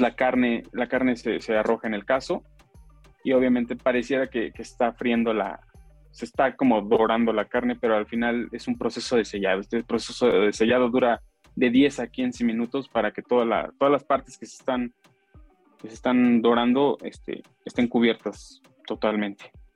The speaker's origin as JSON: {"language": "Spanish", "region": "Michoacán", "country": "Mexico", "said": "nosotros, toda la familia es de, somos de allá de Michoacán"}